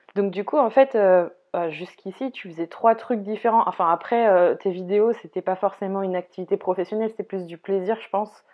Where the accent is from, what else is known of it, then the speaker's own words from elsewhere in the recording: Brittany, France; moi, la bretonne